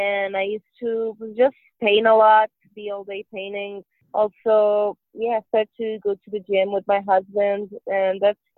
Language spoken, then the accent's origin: English; Hermosillo, Sonora, Mexico; now in Mexico City, Mexico; I am originally from Hermosillo, Sonora, which is 3 hours away from the Arizona border, but I currently live in Mexico City.